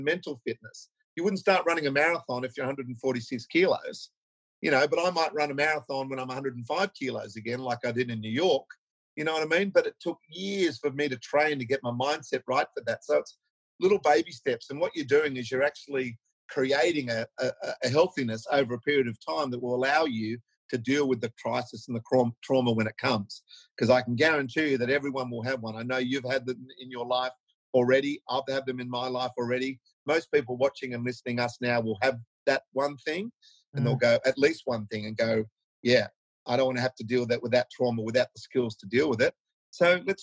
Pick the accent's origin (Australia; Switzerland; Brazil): Australia; as Aussie blokes